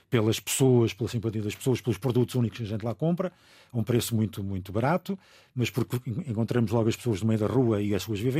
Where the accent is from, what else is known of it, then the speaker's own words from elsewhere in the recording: Angola; born there; como nasci em Angola, eh, tenho um problema, é que eu tenho o vírus do, da malária adormecido.